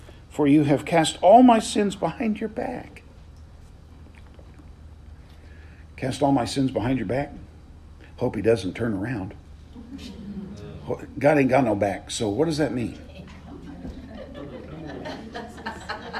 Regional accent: the South, Southern United States, United States; as a Southerner

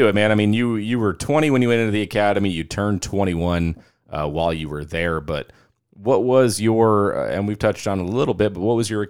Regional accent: Phoenix, Arizona, United States; I grew up in North Phoenix, in an upper middle class neighborhood, man. I mean, you know, kind of your typical suburban white kid

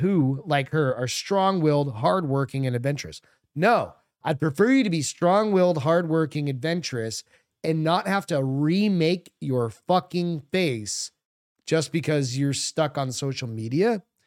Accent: New England, United States; I'm a French guy growing up in New England.

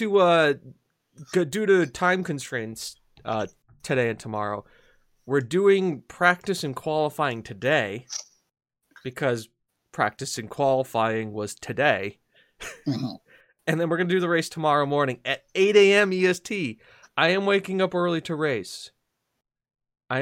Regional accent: United States; I'm an American

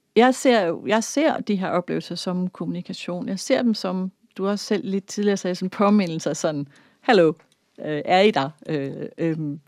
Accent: Denmark; jeg er vokset op i Danmark

